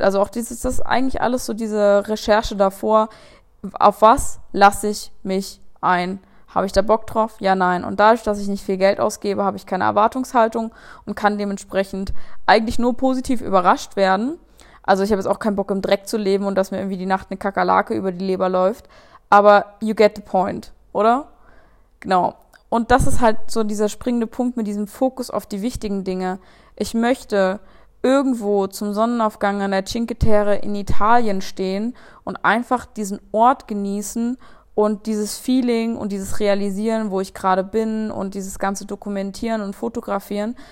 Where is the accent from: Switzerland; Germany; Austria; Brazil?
Germany; Saxon Switzerland, Saxony; die sächsische Schweiz ist groß und ist mega geil und ich bin so dankbar dafür, da aufgewachsen zu sein